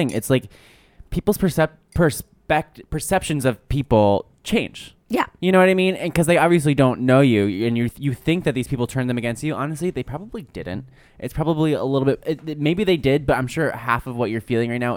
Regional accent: Montreal, Quebec, Canada; moved away as an adult; now in United States; I'm actually from Montreal, and when I moved here, I realized

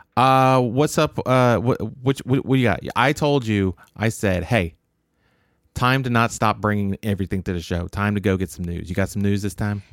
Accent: Maryland, United States; I grew up in Maryland.

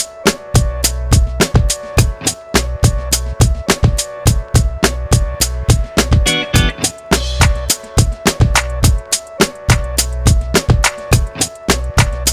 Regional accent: Bergen County, New Jersey, United States; I'm from up in Bergen County, so right outside the New York City area

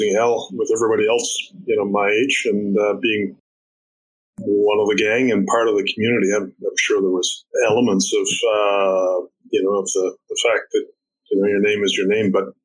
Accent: Florenceville, New Brunswick, Canada; growing up in Florenceville is just a wonderful experience

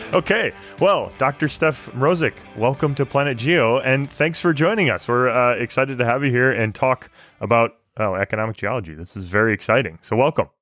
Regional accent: Michigan, United States; moved away; also born or lived in Alberta; growing up in Michigan

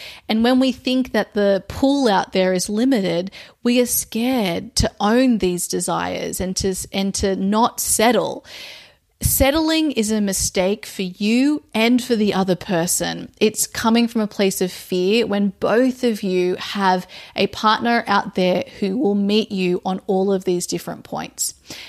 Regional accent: Australia; now in overseas; my home country, which is Australia

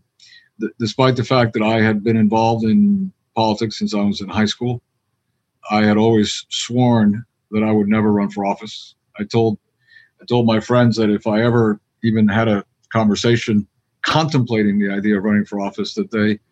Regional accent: Miami, Florida, United States; I was from Miami

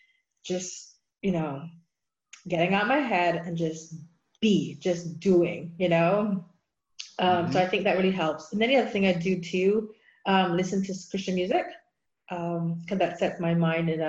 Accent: Barbados; moved away as an adult; now in United States; I grew up in Barbados, so it's the Church of England.

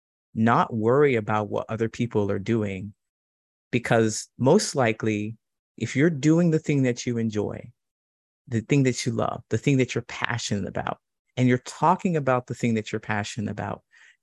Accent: Ohio, United States; moved away as an adult; also born or lived in California / Chicago; I grew up in Ohio

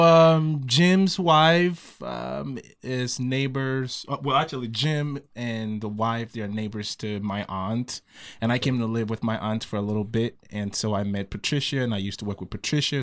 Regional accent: Ghana; moved away as an adult; also born or lived in Saarbrücken, Germany; I grew up in Ghana.

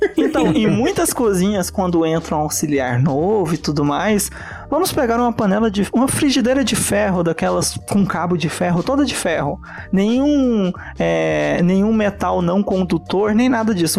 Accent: Italy; accent: Italian; moved away; eu sou italiano, né? Boa parte do período que eu morei e fui alfabetizado na Itália

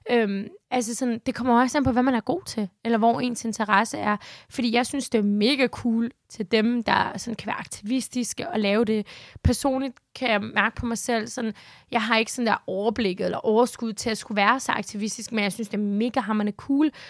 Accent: Denmark; Det er, hvordan jeg er dansker.

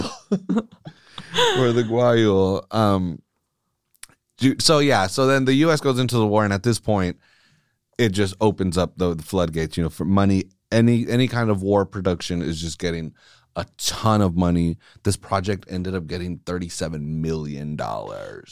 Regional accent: United States; I say we as American, I'm not British

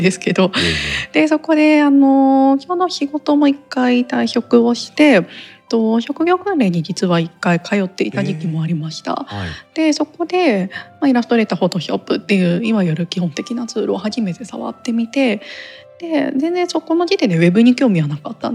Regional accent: Mie, Japan; also born or lived in Kyoto / Tokyo; 地元が三重県なんですけれ

